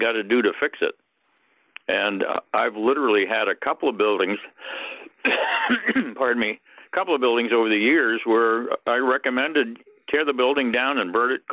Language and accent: English; Hartford, Connecticut, United States; moved away; I grew up in Hartford, Connecticut